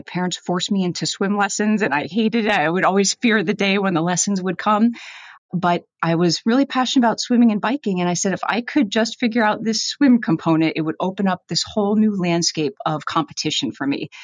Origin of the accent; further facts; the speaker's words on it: Northeast, United States; moved away as an adult; also born or lived in Gainesville, Florida; growing up in the Northeast, I played hockey